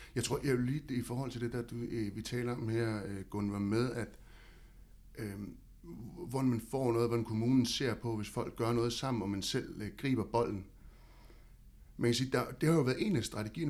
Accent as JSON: {"language": "Danish", "town": "Havnsø", "region": "Zealand", "country": "Denmark", "tie": "born or raised there"}